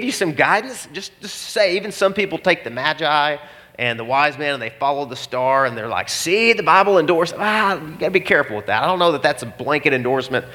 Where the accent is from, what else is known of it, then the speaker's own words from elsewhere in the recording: Arkansas, United States; I am from Arkansas